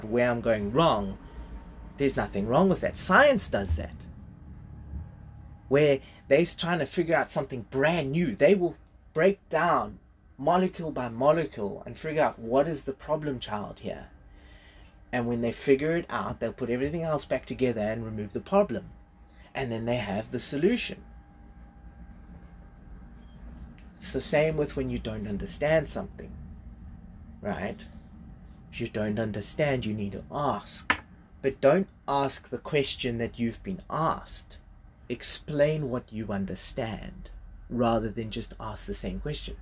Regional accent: South Africa; first language English; I was better at Zulu when I was growing up

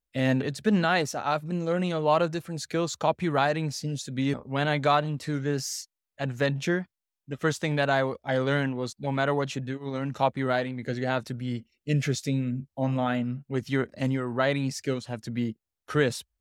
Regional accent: Brazil; I'm from Brazil

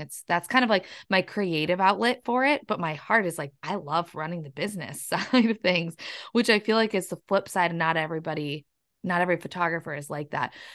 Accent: La Crescent, Minnesota, United States; moved away as an adult; now in Wisconsin, United States; I'm actually from La Crescent, Minnesota. It's down in the southern east part of Minnesota, just right across the river from La Crosse, Wisconsin

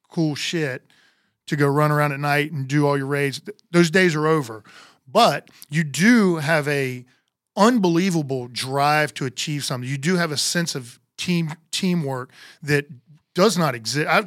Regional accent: Homestead, Florida, United States; born there; Uh, I was born in Homestead, Florida, which is down south of Miami.

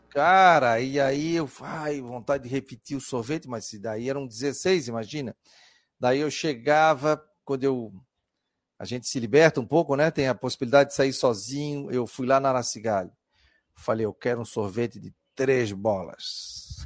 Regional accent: Florianópolis, Santa Catarina, Brazil; A gente é manezinho, a gente fala Stein.

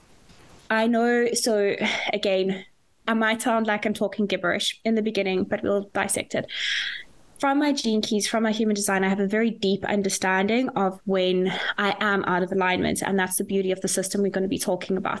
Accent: South Africa; now in Dublin, Ireland; I am a South African living in Dublin

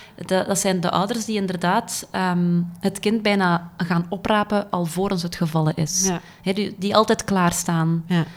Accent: Dendermonde, Flanders, Belgium; moved away as an adult; now in Ghent, Belgium; ik ben afkomstig van Dendermonde

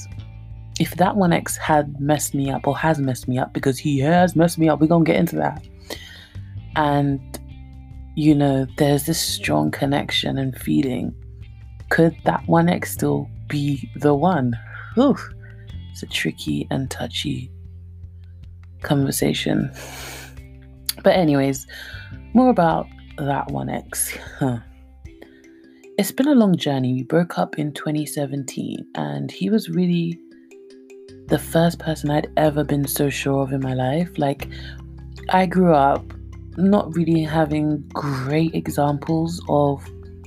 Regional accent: London, United Kingdom; accent: Cockney; my Cockney accent

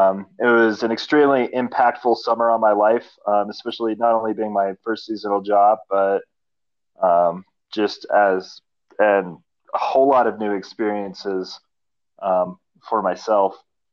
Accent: Englewood, Colorado, United States; moved away as an adult; also born or lived in Granby, Colorado / Grand Canyon; I grew up in Inglewood, Colorado for most of my life. And then at about 19 years old, I moved to my first seasonal job in Granby, Colorado

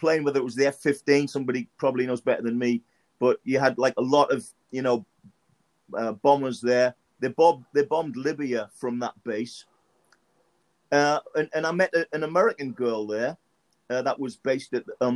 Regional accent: Sunderland, North East England, United Kingdom; now in Miami, United States; I was born in Sunderland, England

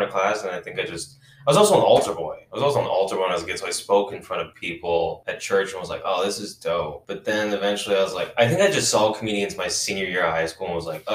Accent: Las Vegas, Nevada, United States; now in San Francisco, United States; I'm from Vegas.

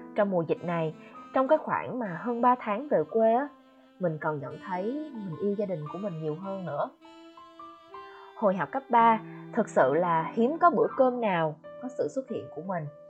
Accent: Quang Ngai, Vietnam; moved away as an adult; also born or lived in Ho Chi Minh City, Vietnam; mình đã về Quảng Ngãi, quê của mình cũng hơn 3 tháng rồi

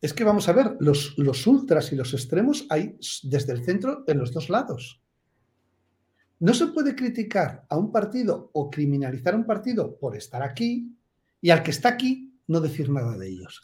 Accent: Basque Country, Spain; yo, que soy vasco

